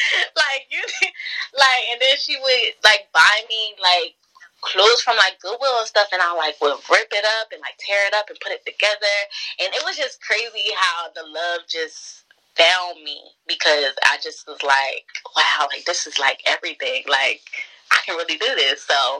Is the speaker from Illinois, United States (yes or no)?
no; Bridgeton, New Jersey, United States; also born or lived in Millville; I was born in Millville, but I'm from Bridgeton. I moved around a lot, so I don't even know where, like, I'm actually really from Bridgeton. I'm from Bridgeton.